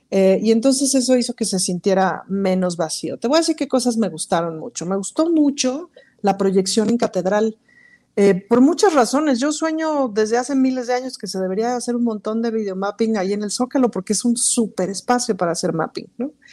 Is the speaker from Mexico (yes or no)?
yes; Mexico